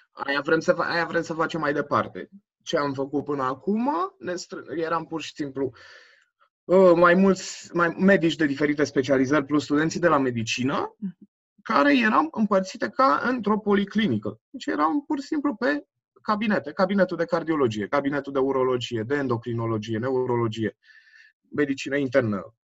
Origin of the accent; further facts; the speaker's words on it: Brașov, Brașov County, Romania; also born or lived in Germany; sunt născut în Brașov, acum, acum 26 de ani. Da, toată, aproape toată viața mea am petrecut-o în Brașov